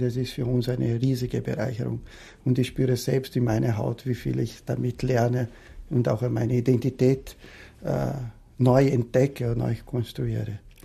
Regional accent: Brazil; moved away as an adult; now in Austria; Ich komme ursprünglich aus Brasilien

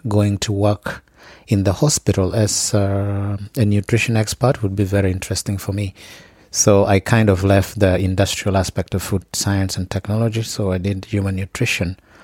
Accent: Gulu, Northern Region, Uganda; I come from Gulu.

